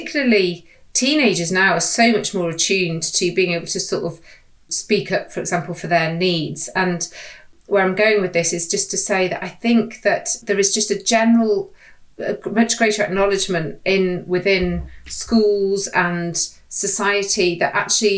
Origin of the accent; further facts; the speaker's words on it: the Wirral, North West England, United Kingdom; I grew up on the Wirral